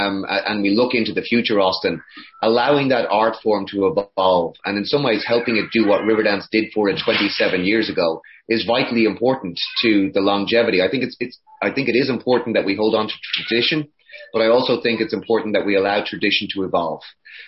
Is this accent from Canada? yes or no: no; Connacht, Ireland; now in United States; We immigrated from Ireland to the US